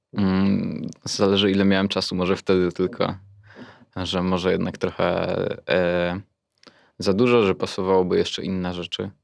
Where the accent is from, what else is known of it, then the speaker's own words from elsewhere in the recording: near Pszczyna, Silesian Voivodeship, Poland; Okolice Pszczyny. Tam też blisko jest Oświęcim w sumie.